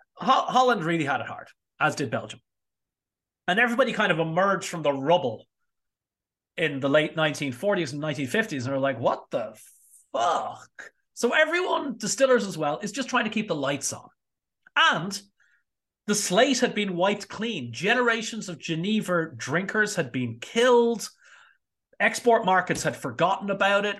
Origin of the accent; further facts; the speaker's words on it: Ireland; I say this as an Irishman